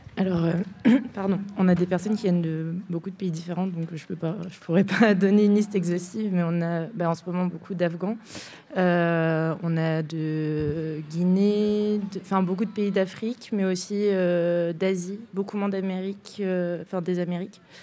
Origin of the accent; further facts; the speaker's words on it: France; en tant que Français